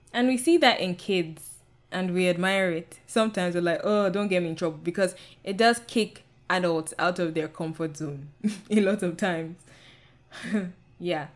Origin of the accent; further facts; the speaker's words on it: Nigeria; I'm Nigerian, and I I come from the Yoruba um, ethnic group